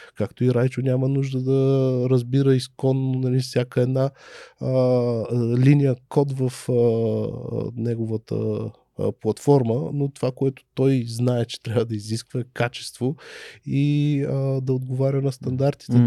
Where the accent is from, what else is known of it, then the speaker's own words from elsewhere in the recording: Sofia, Sofia City, Bulgaria; аз съм отраснал в Люлин